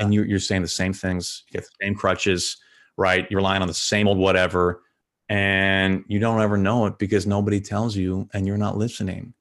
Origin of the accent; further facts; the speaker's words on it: St. Louis, Missouri, United States; moved away as an adult; my hometown teams in Saint Louis